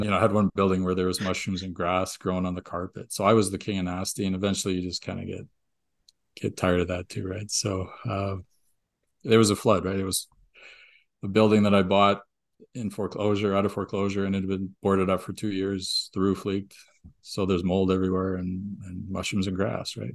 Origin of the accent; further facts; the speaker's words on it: Canada; we're Canadian